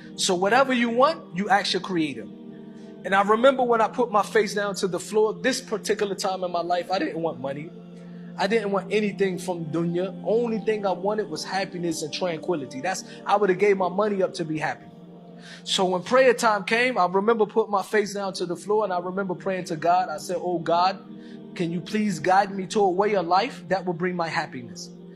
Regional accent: United States; growing up in church, in church, and growing up in American church

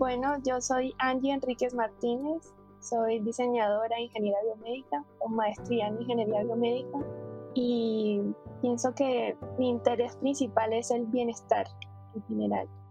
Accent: Cartagena, Bolívar, Colombia; moved away as an adult; also born or lived in Bogotá; yo soy de Cartagena, de la costa eh, norte de, Colombia.

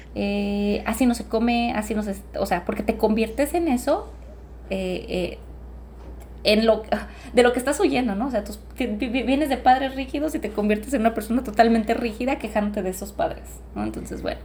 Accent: Los Altos, Mexico; nacer en una familia de güeros sí es como complicado en la región de los altos

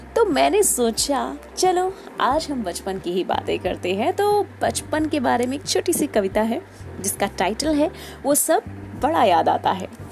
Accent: Uttar Pradesh, India; मैं बेसिकली उत्तर प्रदेश से हूँ

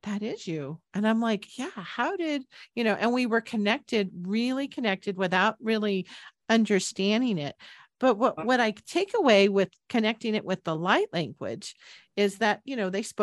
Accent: San Jose, California, United States; moved away as an adult; also born or lived in Boulder, Colorado; I moved back from Boulder back to my hometown in San Jose, California

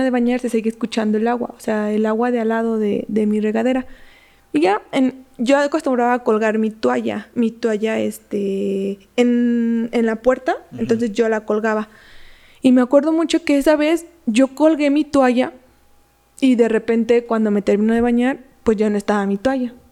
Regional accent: Michoacán, Mexico; Soy de Michoacán, entonces.

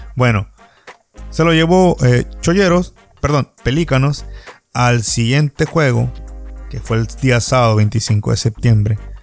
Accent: Baja California Sur, Mexico; Me gusta ver básquetbol en mi tierra

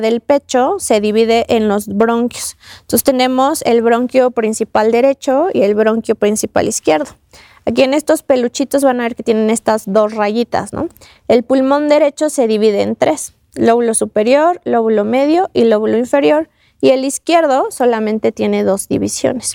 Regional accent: Mexico; Nosotros como mexicanos

